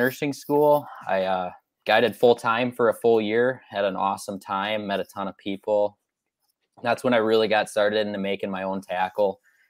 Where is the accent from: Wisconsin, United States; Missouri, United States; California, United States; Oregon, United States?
Wisconsin, United States; Green Bay; So I grew up here in Green Bay, Wisconsin. Been fishing the bay since I've been really little.